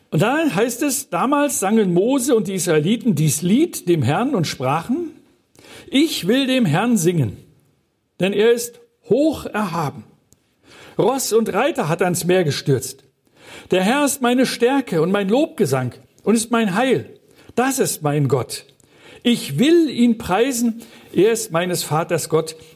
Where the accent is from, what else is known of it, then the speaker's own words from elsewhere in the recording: Mecklenburg-Vorpommern, Germany; wir sind Mecklenburger